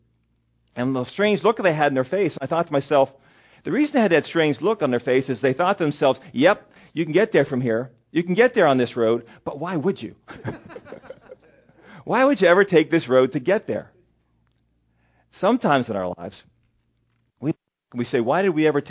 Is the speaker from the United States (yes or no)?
yes; western Pennsylvania, United States; also born or lived in York County, Pennsylvania; now in Mechanicsburg, United States; my hometown, which is Berkeyville, Pennsylvania, which is in western Pennsylvania.